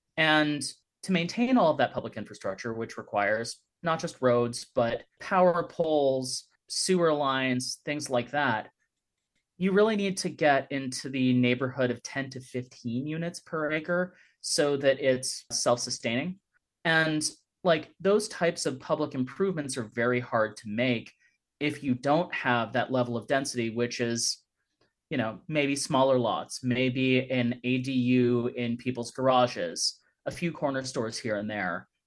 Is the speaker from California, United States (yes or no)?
yes; San Francisco, California, United States; also born or lived in New York City / Los Angeles; now in Davis, United States; I was born in San Francisco